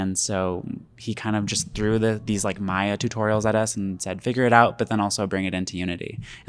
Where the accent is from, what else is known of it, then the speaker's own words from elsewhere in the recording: Houston, Texas, United States; I am from Houston, Texas.